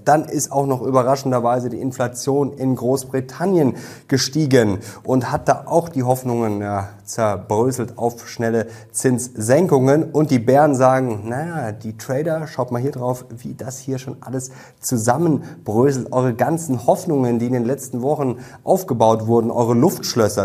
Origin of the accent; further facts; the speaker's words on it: Germany; bei uns in Deutschland